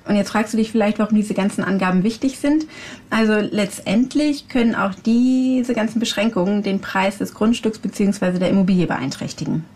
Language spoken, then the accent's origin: German; Hamburg, Germany; Bei uns in Hamburg